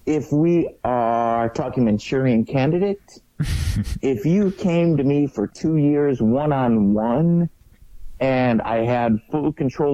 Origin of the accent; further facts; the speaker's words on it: Detroit, Michigan, United States; now in Las Vegas, United States; growing up in Detroit